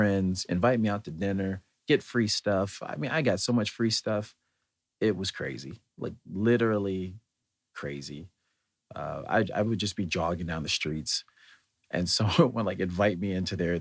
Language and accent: English; United States; as an American having lived here and then traveled over there